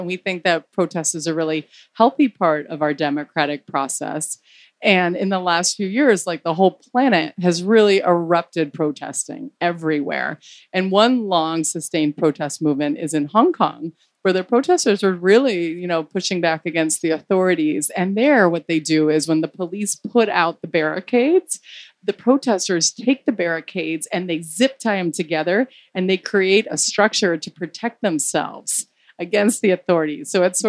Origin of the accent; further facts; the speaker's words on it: Miami, Florida, United States; We're Cuban Americans. We were raised in Miami